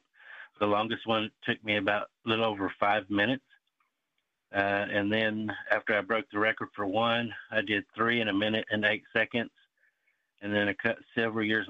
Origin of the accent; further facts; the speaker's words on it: Seminole, Oklahoma, United States; I grew up in Seminole, Oklahoma